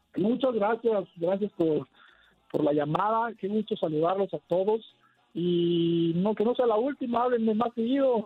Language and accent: Spanish; Mexico; como mexicanos